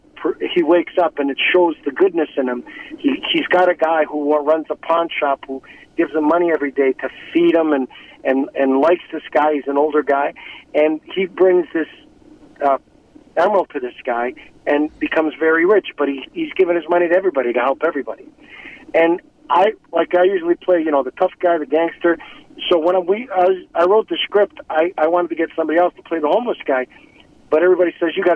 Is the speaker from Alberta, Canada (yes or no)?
no; Toronto, Ontario, Canada; I grew up in Toronto